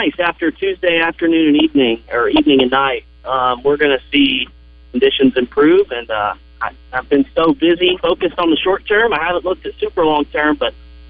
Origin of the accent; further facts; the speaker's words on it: North Little Rock, Arkansas, United States; I grew up in North Little Rock my whole life. I've been here.